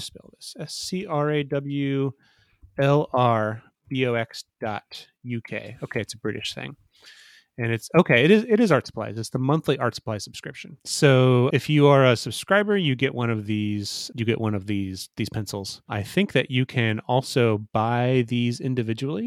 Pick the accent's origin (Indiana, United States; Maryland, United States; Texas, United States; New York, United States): Indiana, United States; Fort Wayne; Fort Wayne, Indiana, which is my hometown